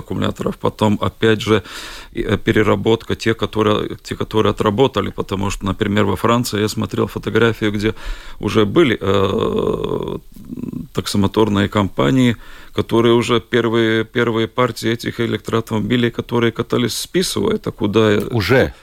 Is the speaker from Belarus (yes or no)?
no; Bauska, Latvia; я из Бауска